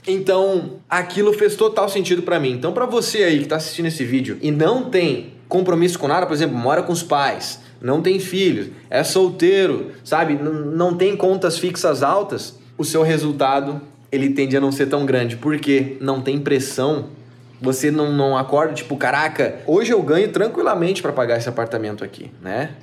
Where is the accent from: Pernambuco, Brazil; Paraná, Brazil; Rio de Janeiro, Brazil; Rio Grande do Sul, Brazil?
Rio Grande do Sul, Brazil; Porto Alegre; moved away; also born or lived in São Paulo; eu sou gaúcho de Porto Alegre, né? E eu vim lá de São Paulo, tava morando há quase quatro anos lá, decidi me mudar para cá